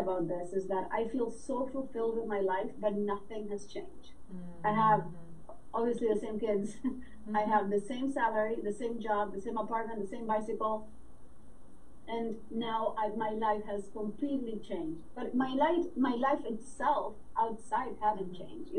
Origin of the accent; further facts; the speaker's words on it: Uruguay; moved away; also born or lived in New York City, United States; I'm from Uruguay, South America. I lived in New York City for 25 years.